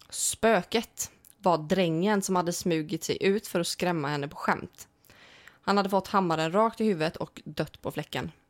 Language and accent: Swedish; Småland, Sweden; Småland, det är ju, det är ju hemma. Mm. Vi är från Småland.